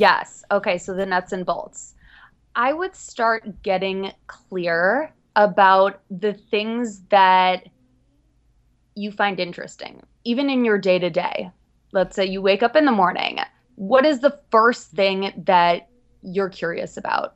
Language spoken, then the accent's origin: English; Chicago, Illinois, United States; now in New York City, United States; I'm originally from Chicago, Midwest girl, moved out to New York